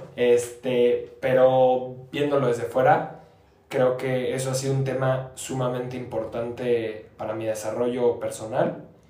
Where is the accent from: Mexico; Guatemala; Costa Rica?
Mexico; Querétaro; aunque no nací en Querétaro, me considero queretano